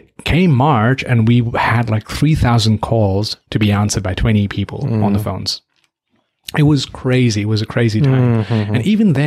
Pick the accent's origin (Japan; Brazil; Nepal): Nepal; now in Australia; My home country, Nepal